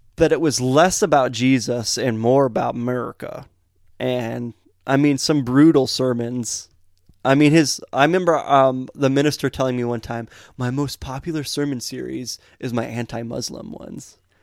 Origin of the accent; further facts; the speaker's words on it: United States; where we grew up in Metamora and Montrose. We were out in the country